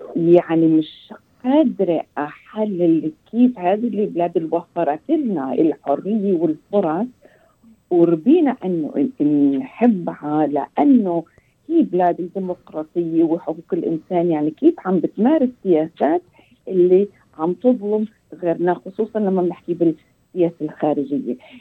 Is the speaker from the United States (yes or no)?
yes; United States; Arabic is a second language; تربيت أنا في أمريكا